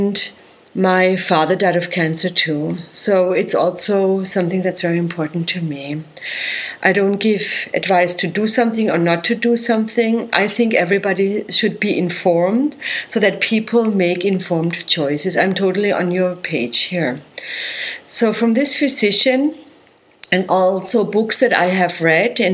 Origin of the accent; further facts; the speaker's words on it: Germany; moved away as an adult; So I come from Germany, as you know, and I was working as a naturopathic doctor and a physical therapist there